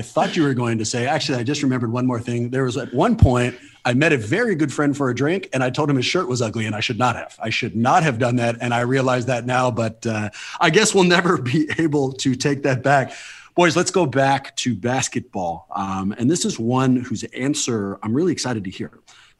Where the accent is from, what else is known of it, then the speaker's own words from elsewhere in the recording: Oakland, California, United States; I am from Oakland. I'm not necessarily a media member